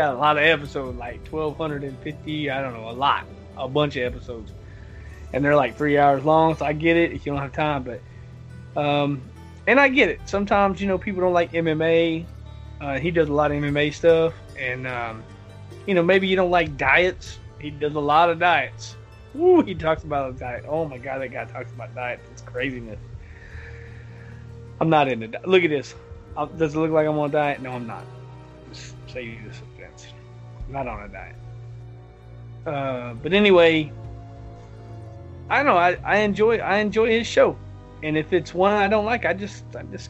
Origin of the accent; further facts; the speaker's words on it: the South, United States; I'm from the South